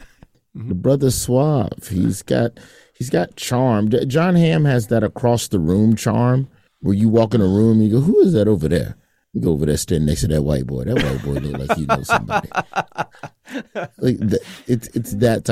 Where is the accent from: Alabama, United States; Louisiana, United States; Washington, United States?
Alabama, United States; moved away; I'm from Alabama